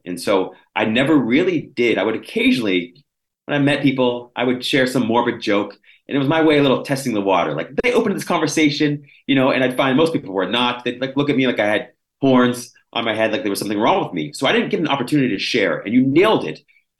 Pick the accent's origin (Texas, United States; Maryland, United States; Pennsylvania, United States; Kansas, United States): Pennsylvania, United States; Washington; In a place called Little Washington, Washington, Pennsylvania.